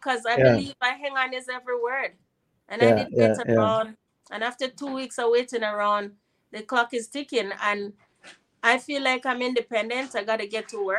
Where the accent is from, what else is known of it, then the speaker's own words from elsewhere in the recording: Jamaica; moved away; also born or lived in United States / Canada; it was natural for me to return to my home country